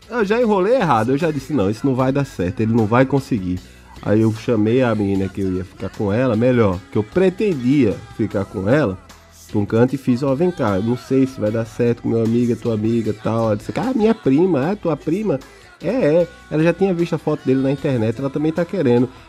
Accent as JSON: {"language": "Portuguese", "region": "Northeast Region", "country": "Brazil", "said": "Eu vim do Nordeste, é diferente, lá é diferente."}